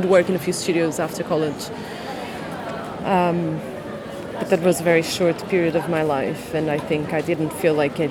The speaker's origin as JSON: {"language": "English", "region": "Viseu", "country": "Portugal", "moved": "yes", "said": "I'm from a small city called Viseu"}